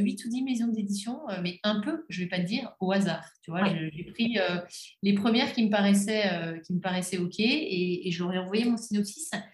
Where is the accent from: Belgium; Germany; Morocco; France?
Belgium; je suis belge